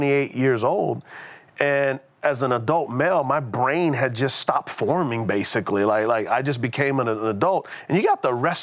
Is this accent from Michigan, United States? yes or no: no; San Antonio, Texas, United States; moved away; So I grew up in San Antonio, Texas. And so I'm a Texas boy